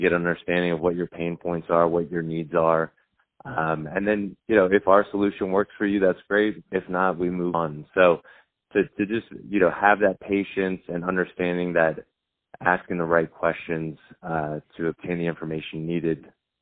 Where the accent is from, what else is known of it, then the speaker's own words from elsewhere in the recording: Long Island, New York, United States; moved away; also born or lived in Georgia; Growing up in Long Island, New York, you know, my parents were hard workers.